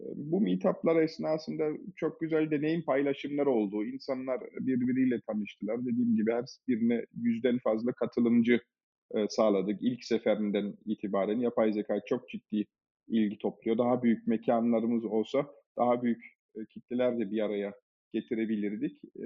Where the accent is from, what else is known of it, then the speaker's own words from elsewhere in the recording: Germany; moved away as an adult; also born or lived in Munich, Germany; now in Turkey; Ben e, Almanya'da doğdum, büyüdüm. 23-24 e, yaşındayken Türkiye'ye geldim.